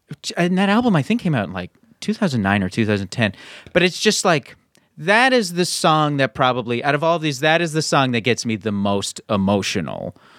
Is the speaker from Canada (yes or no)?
yes; Canada; now in United States; I'm also Canadian.